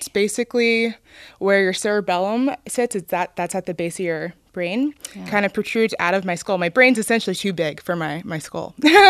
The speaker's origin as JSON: {"language": "English", "town": "Cincinnati", "region": "Ohio", "country": "United States", "tie": "born or raised there", "said": "I grew up on the west side, actually."}